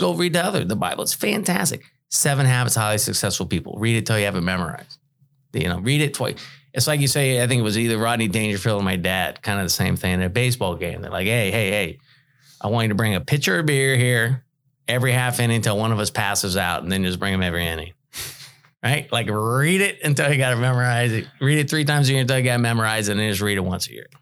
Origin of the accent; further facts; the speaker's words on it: Bay Area, California, United States; moved away; I'm from the Bay Area in California